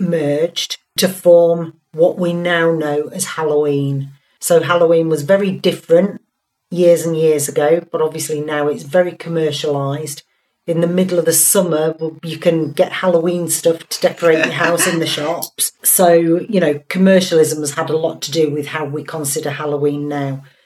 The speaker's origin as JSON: {"language": "English", "town": "Hull", "region": "Yorkshire and the Humber", "country": "United Kingdom", "said": "I call it Tara because I'm from Hull"}